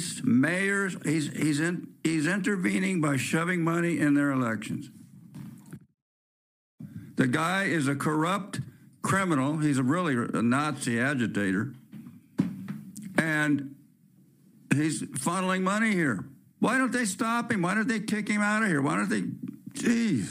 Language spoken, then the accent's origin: English; California, United States; moved away as an adult; I'm from California